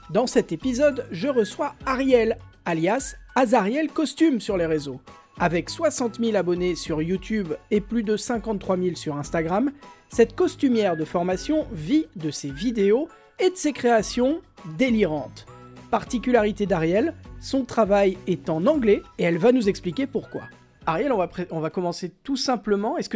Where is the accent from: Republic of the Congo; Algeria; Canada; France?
France; Oui, oui, je suis française.